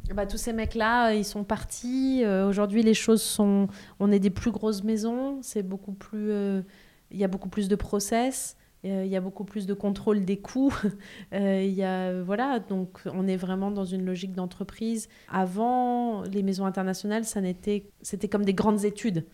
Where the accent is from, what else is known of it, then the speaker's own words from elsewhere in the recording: Aix-en-Provence, Provence-Alpes-Côte d'Azur, France; j'ai grandi en province, à Aix-en-Provence